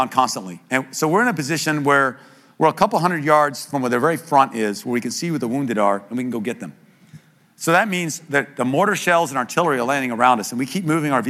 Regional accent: United States; I'm an American too

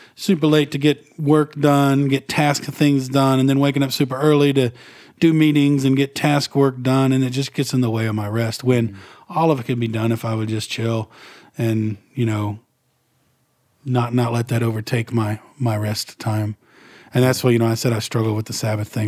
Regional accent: Northeast Texas, United States; I grew up in Redneck, Northeast Texas

